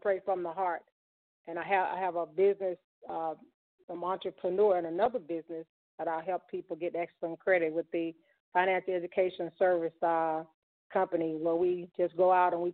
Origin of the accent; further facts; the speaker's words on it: Mississippi, United States; growing up in Mississippi, my mom and my dad, they were definitely my role models.